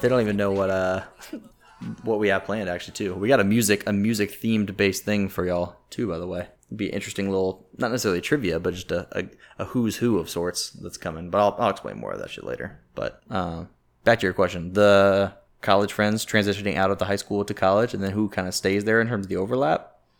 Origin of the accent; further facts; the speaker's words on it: Jacksonville, Florida, United States; moved away as an adult; born and raised in Jacksonville, I didn't even really leave till, till now.